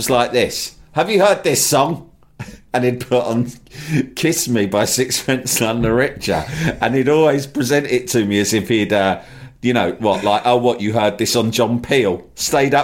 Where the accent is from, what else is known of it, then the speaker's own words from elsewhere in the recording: Brentford, London, United Kingdom; I grew up in Brentford, or I spent a lot of my youth in Brentford